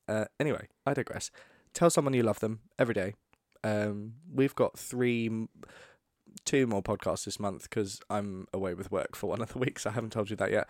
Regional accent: United Kingdom; We're British. We don't love ourselves.

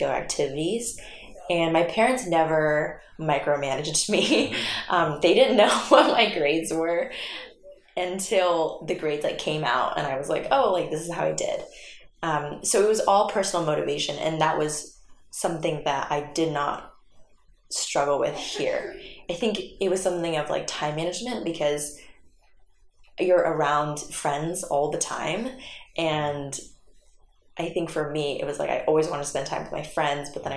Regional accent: San Jose, California, United States; I'm originally from San Jose

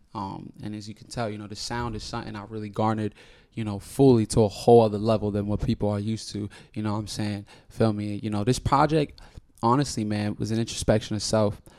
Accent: New York City, New York, United States; I'm from Washington Heights, the biggest heights ever known to man

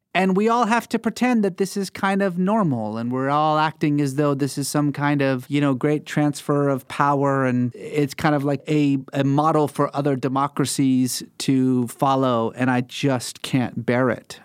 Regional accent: Iran; moved away; growing up in Iran, we were, like most Iranians, culturally religious

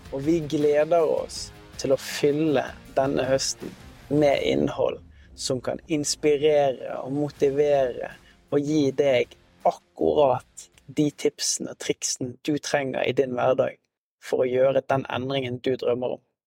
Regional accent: Norway; vi er veldig selvstendige som, som nordmenn

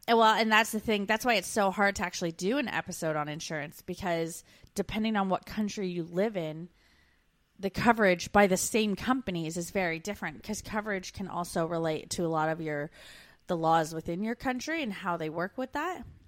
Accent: Canada; moved away as an adult

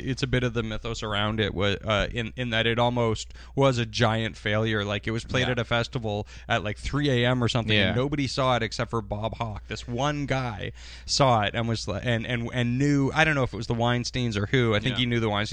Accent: Canada

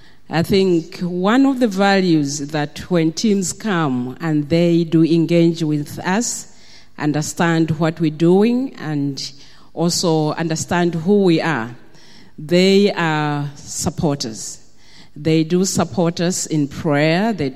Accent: Malawi; I come from Malawi.

